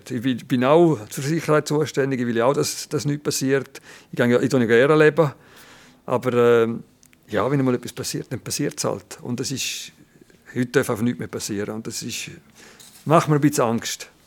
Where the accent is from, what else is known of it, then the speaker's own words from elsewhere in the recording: Landquart, Graubünden, Switzerland; Das ist Padre Gazzis Nachbardörfli und oben da ist der Pizol und ich bin gerade in Langquart aufgewachsen.